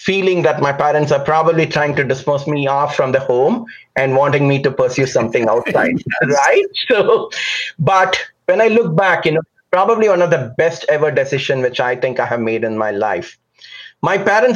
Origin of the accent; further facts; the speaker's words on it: Chennai, Tamil Nadu, India; I was born and raised in a large metropolitan city called Chennai. The old name was Madras in South India.